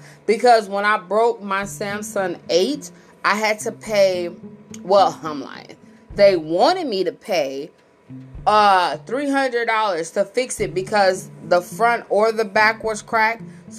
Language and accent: English; Missouri, United States; And here's the crazy thing. Like, I'm from Missouri.